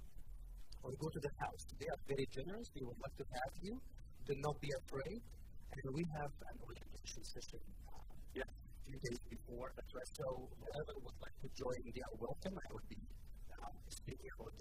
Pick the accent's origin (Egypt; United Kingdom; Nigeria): Egypt; also born or lived in Africa; now in Canada; I was born and raised in Egypt